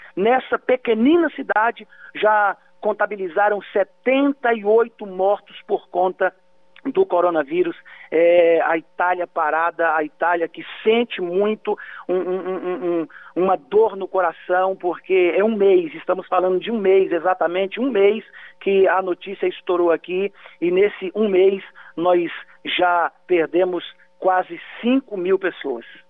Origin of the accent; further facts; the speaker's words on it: Vitória da Conquista, Bahia, Brazil; now in Italy; Vitória da Conquista Minha Porreta, minha cidade natal que eu amo